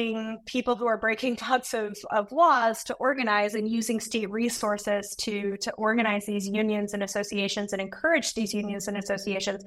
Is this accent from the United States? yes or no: yes; United States; I'm a professor from the United States